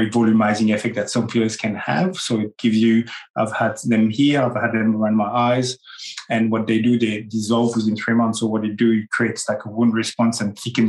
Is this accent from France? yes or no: yes; France; accent: French; English is a second language; moved away; also born or lived in Australia; my French accent